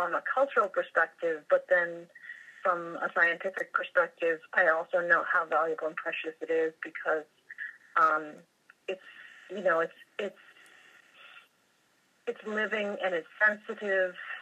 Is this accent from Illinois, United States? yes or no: no; Massachusetts, United States; I grew up in Massachusetts, right on the coast, by the ocean, always at the beach